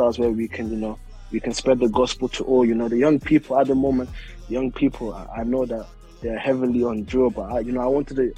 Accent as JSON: {"language": "English", "region": "London", "country": "United Kingdom", "tie": "born or raised there", "said": "I was born in Southeast London"}